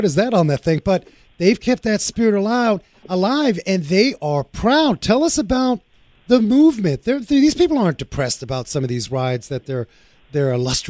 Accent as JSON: {"language": "English", "town": "New York City", "region": "New York", "country": "United States", "tie": "born or raised there", "also_born_or_lived": "Frankfurt", "said": "I grew up in New York City with Cubans and Puerto Ricans and Dominicans"}